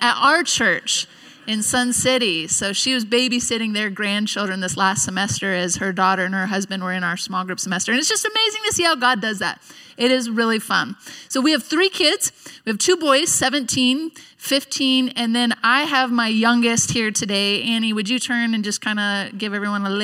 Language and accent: English; Nampa, Idaho, United States; we're from the Nampa area